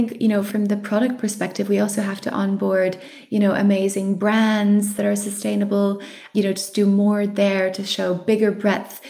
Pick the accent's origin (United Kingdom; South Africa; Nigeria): South Africa; I'm South African